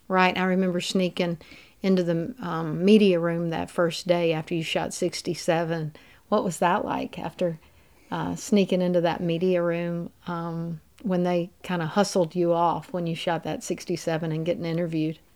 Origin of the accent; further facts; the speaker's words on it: Mississippi Delta, United States; also born or lived in Louisiana; growing up in the Mississippi Delta and going to LSU where it's so flat, we're in those river valleys where I've lived all my life